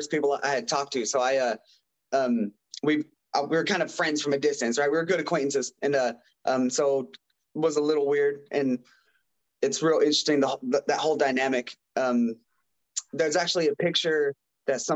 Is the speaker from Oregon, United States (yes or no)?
yes; Ontario, Oregon, United States; I'm from a little town, Ontario, Oregon. It's about an hour away from Boise, Idaho, which is Idaho's state capital